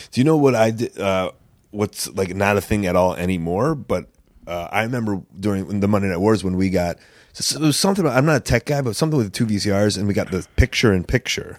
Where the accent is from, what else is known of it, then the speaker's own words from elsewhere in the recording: Chicago, Illinois, United States; as a Chicagoan